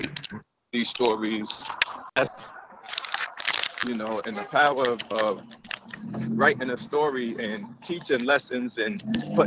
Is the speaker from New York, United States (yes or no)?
yes; Long Island, New York, United States; also born or lived in Queens; we grew up together in Long Island